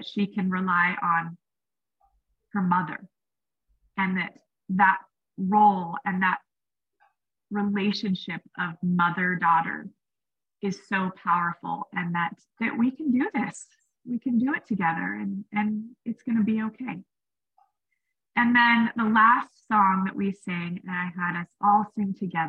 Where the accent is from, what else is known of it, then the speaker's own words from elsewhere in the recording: Washington, United States; I grew up in Washington State